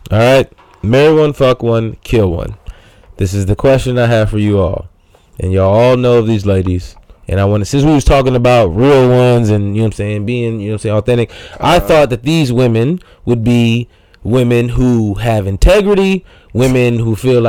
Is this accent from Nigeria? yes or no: yes; Nigeria; as me being a Nigerian, would understand my way of thinking a little bit more